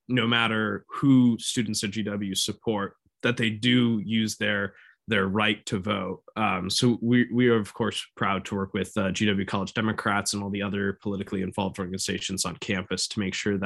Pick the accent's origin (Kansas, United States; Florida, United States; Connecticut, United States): Connecticut, United States; my home state of Connecticut